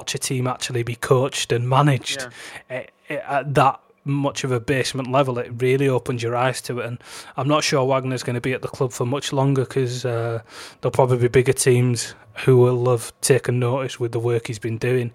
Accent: Huddersfield, Yorkshire and the Humber, United Kingdom; they're sort of my hometown club

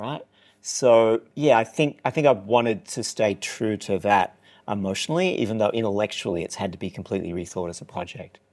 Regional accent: Newcastle, New South Wales, Australia; moved away; my hometown, which is Newcastle, New South Wales, the other Newcastle

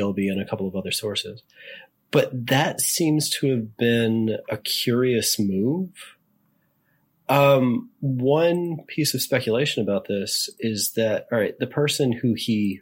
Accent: Richmond, Virginia, United States; Richmond, Virginia, my hometown

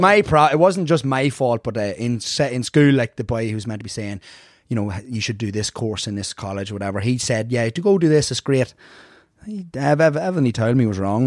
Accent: Ireland; moved away as an adult; also born or lived in Bronx, New York; now in United States; both parents were Irish, so I was here till about maybe four

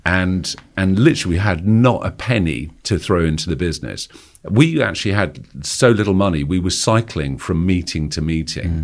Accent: Kingston upon Thames, London, United Kingdom; accent: posh private school; I grew up in Kingston, uh, just outside London

